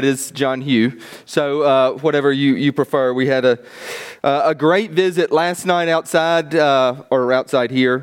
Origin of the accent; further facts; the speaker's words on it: Mississippi, United States; moved away; also born or lived in Boston; I'm American. I'm from Mississippi.